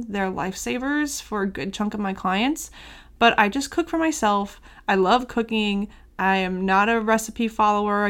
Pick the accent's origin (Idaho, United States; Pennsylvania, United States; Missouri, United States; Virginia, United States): Missouri, United States; St. Louis; I'm from St. Louis